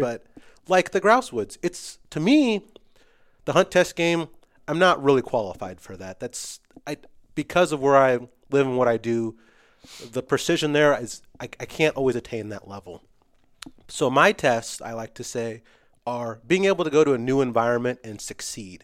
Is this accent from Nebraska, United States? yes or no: yes; West Point, Nebraska, United States; also born or lived in Fremont, Nebraska; I grew up in West Point and in Fremont, so northeast and east side